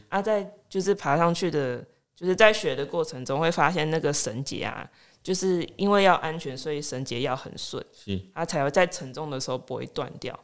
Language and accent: Chinese; Minxiong, Chiayi County, Taiwan; moved away as an adult; now in Lukang, Taiwan; 我是嘉义人，啊，嘉义民雄人，目前在鹿港住了快要四年，啊，平常时啊是上班族